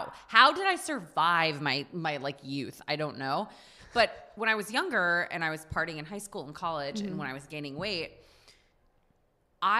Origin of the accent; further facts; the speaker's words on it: Texas, United States; now in New York City, United States; I grew up on the Mexican border. Like, I grew up, like, primarily in a Mexican culture